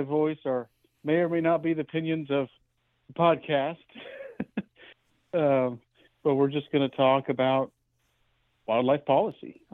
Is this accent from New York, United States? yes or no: no; Oklahoma, United States; also born or lived in Southern California; I'm born and raised Oklahoman, was born in Tulsa. My parents are originally from Southern California, and we lived there for about 5 years and then moved back. So from about 8 or 9 on, I grew up in Oklahoma